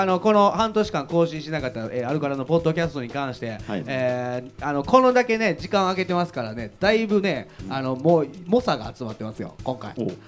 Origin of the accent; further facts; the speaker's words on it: Kobe, Hyogo, Japan; born or raised there